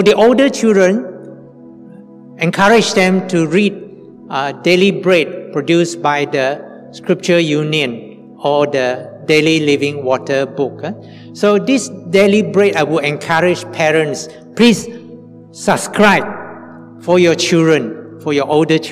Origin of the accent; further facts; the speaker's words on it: Sibu, Sarawak, Malaysia; also born or lived in Kuching, Malaysia; When I was 6 to 11 years old, my mother and my brother and sister and I, we stayed with my grandfather in Cebu. My father died when I was 5 years old. So we moved from Kuching to Cebu.